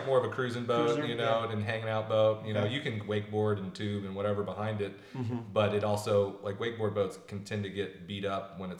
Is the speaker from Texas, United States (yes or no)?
yes; Austin, Texas, United States; Yeah, so I grew up out in the Lake Travis area, which is a suburb about 30 minutes outside of Austin. Out back when I was growing up, there wasn't much out there.